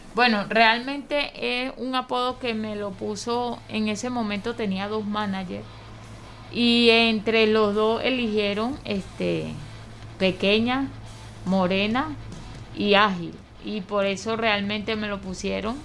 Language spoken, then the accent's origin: Spanish; Venezuela; lo que hemos pasado como venezolanos